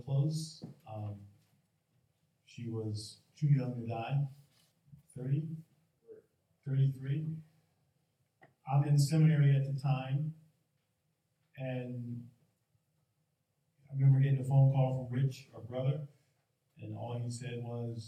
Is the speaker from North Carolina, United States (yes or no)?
no; Philadelphia, Pennsylvania, United States; we were born and raised in Philly